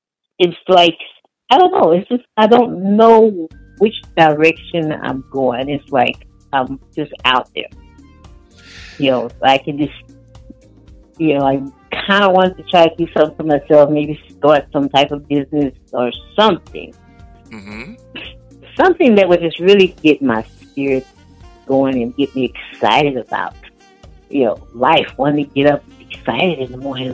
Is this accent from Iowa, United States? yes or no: no; Houston, Texas, United States; now in Portland, United States; I live in Portland now. I'm originally from Houston.